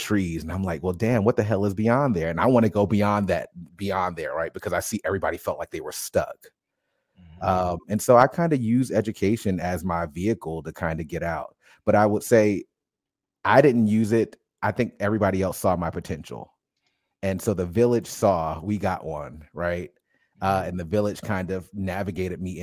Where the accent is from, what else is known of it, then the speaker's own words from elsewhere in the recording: Paterson, New Jersey, United States; moved away; I grew up in Paterson, New Jersey, probably about 20 minutes outside of Newark